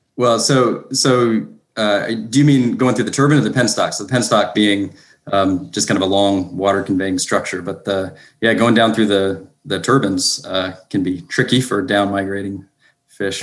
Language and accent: English; North Carolina, United States; now in Duluth, United States; from North Carolina originally. Live in uh, Georgia now